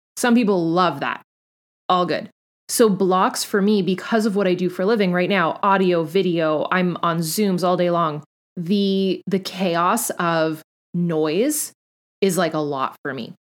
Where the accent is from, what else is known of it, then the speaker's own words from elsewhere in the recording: Canada; I'm Canadian